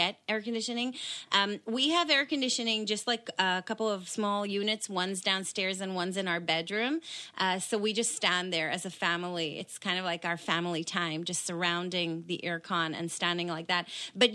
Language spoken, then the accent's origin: English; Israel; moved away; I was born in a hot country. I was born in Israel